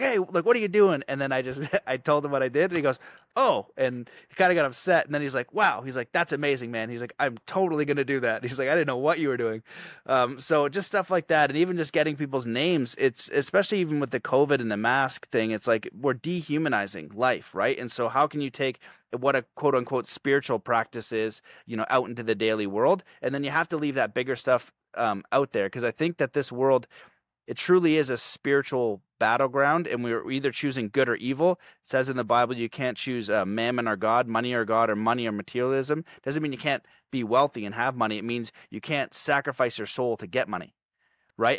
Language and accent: English; Canada; I'm Canadian